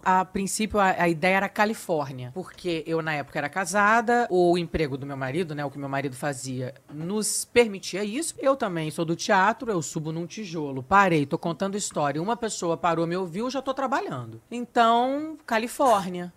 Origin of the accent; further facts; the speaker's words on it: Brazil; accent: Brazilian; moved away as an adult; now in Portugal; Eu sou brasileira